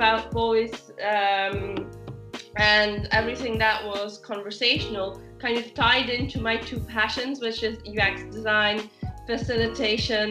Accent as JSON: {"language": "English", "country": "Belgium", "moved": "as an adult", "lives_now": "South of France, France", "said": "I'm originally from Belgium, but I've been enjoying the South of France life for over a decade now"}